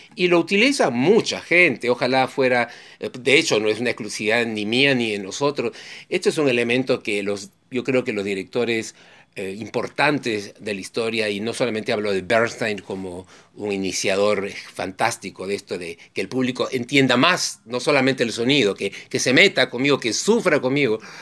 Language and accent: Spanish; Peru; mi país, en el Perú